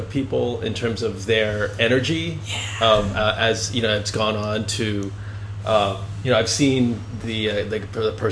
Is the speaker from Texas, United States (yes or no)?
no; Boston, Massachusetts, United States; also born or lived in Virginia; now in New York, United States; I mean I'm not from New York either. I'm actually I grew up in uh, in Boston and, and Virginia